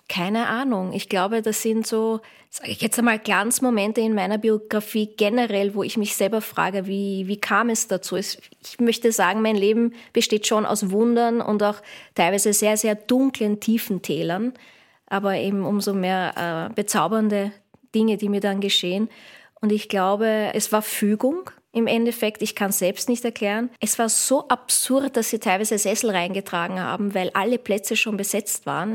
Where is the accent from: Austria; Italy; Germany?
Austria; Vienna; Ich bin gebürtige Wienerin.